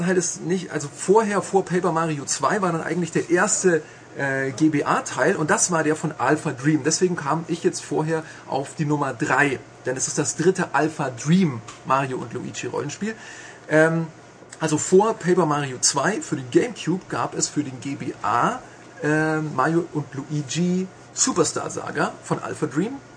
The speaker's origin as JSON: {"language": "German", "town": "Augsburg", "region": "Bavaria", "country": "Germany", "said": "Ich komme aus Augsburg"}